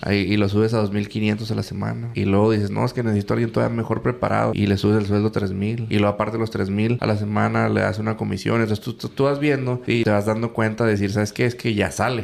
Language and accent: Spanish; Mexico; yo soy mexicano